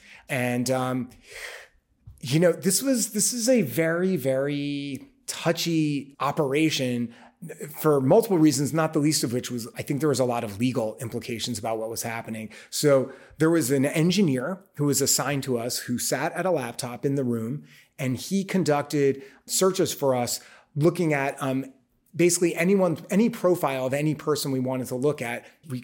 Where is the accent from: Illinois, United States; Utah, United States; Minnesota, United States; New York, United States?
New York, United States; I mean, I because I'm a New Yorker, mm-hmm. I've always walked everywhere.